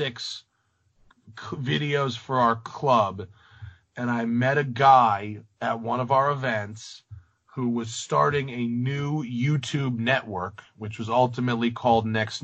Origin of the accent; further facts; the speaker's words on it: Rye, New York, United States; moved away as an adult; also born or lived in Englewood, New Jersey / Atlanta / Philadelphia / Greenwich; I grew up in Rye.